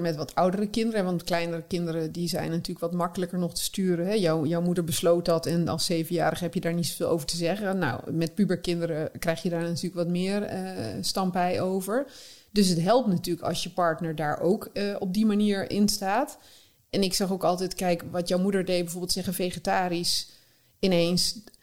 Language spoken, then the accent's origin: Dutch; North Brabant, Netherlands; moved away; ik kwam uit Brabant